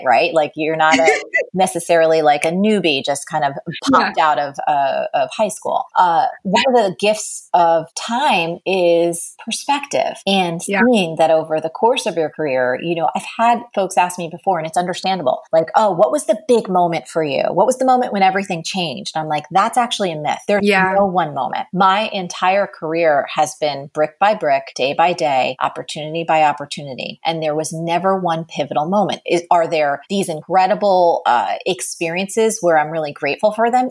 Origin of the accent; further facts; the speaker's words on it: New Jersey, United States; I grew up in New Jersey.